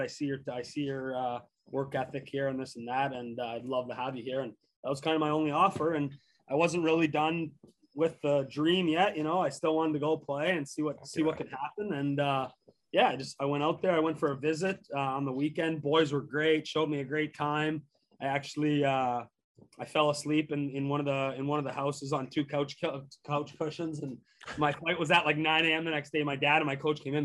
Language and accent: English; Canada; moved away as an adult; also born or lived in Nebraska; growing up in Canada